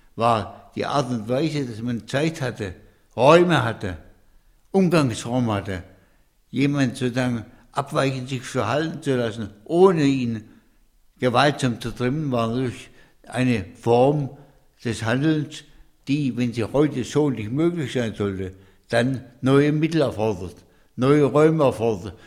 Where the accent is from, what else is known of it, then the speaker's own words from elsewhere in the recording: Hohenlohe, Baden-Württemberg, Germany; die Bauernhöfe im Hohenloge, wo ich groß geworden bin